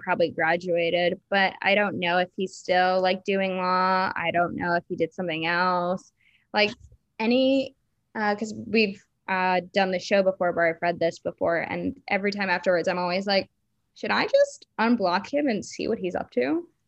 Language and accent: English; Florida, United States; I grew up in Florida, and the area I grew up in was, like, basically ninety percent Jewish